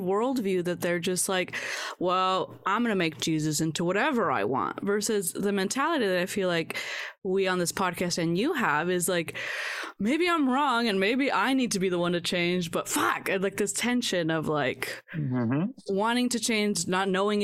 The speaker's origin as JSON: {"language": "English", "country": "United States", "said": "first generation Mexican American"}